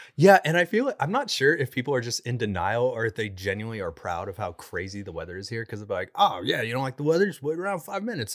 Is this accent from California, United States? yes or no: yes; Southern California, United States; now in Oklahoma, United States; I came from Southern California